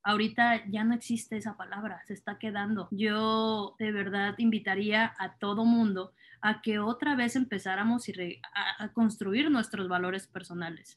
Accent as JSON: {"language": "Spanish", "town": "Culiacán", "region": "Sinaloa", "country": "Mexico", "said": "Culichis se les llama a quienes somos de Culiacán"}